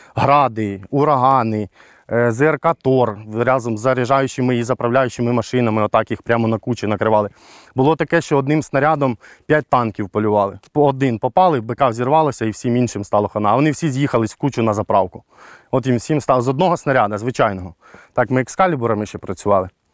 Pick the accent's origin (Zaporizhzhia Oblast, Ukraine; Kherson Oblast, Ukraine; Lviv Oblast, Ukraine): Kherson Oblast, Ukraine; Я сам з Херсонщини